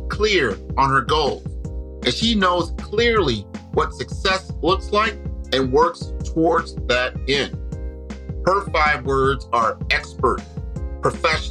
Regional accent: Omaha, Nebraska, United States; I'm from Omaha, Nebraska

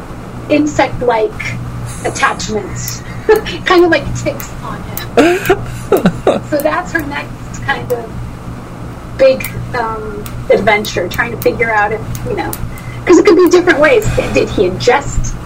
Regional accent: Portugal; I come from Portugal, so most teenage boys are pretty facially hairy because it's just an ethnic thing

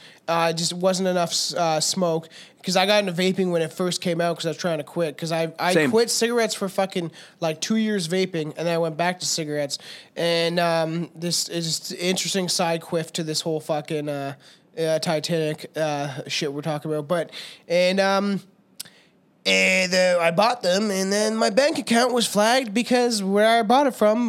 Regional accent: Minnesota, United States; I'm from Minnesota, bud

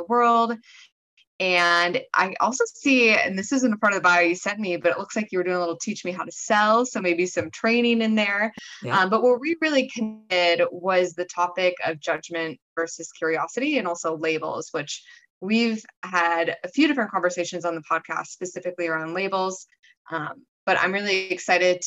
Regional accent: Wisconsin, United States; I'm originally from Wisconsin

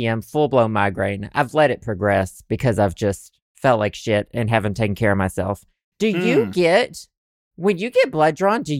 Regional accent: the South, United States; accent: Southern; I think I've begun to weaponize my Southern accent

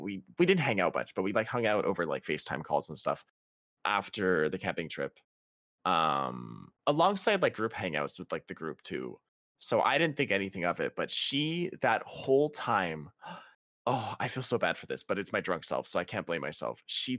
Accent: Canada; And I'm Canadian. The legal drinking age is 19 too.

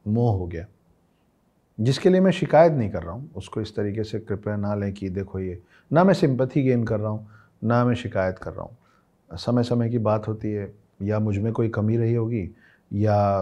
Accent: Ambikapur, Chhattisgarh, India; moved away; मैं जिस गांव से आता हूँ उस गांव का नाम अंबिकापुर है सरगुजा डिस्ट्रिक्ट है छत्तीसगढ़ में

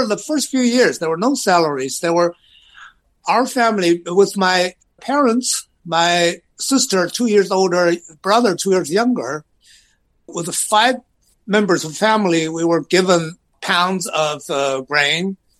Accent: Xi'an, Shaanxi, China; moved away; I grew up in Xi'an, China, a very old city in China

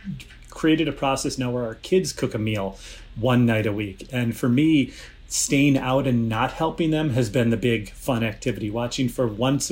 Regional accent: Chicago, Illinois, United States; I am from Chicago. I've grown up here

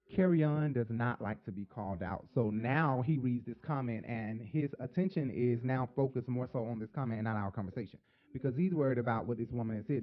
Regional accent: Atlanta, Georgia, United States; Atlanta, my hometown or my home place

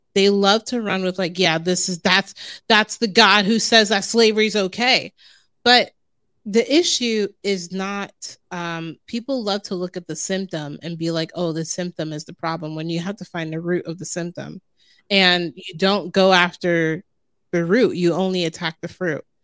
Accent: Jersey City, New Jersey, United States; growing up in Jersey City and New York City being my backyard

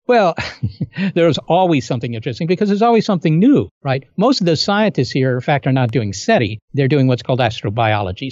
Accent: Virginia, United States; I was born in Virginia, and I grew up there

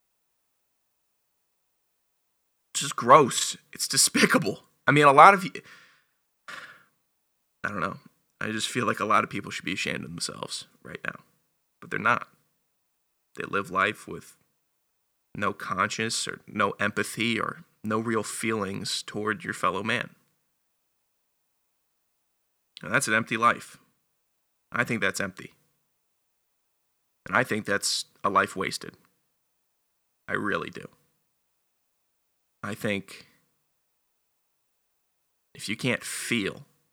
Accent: Northern Virginia, United States; I'm from Northern Virginia

